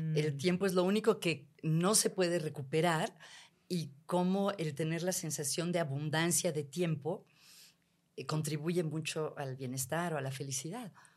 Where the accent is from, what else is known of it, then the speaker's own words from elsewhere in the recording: Mexico; mexicanos en general tenemos niveles muy altos de felicidad